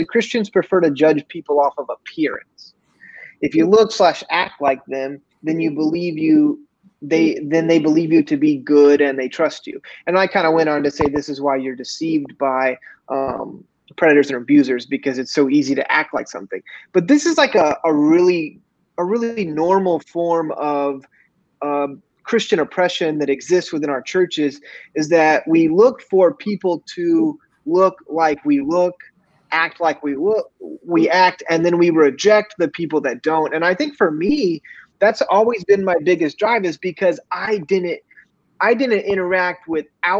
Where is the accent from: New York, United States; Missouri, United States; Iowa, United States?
Missouri, United States; I grew up in Missouri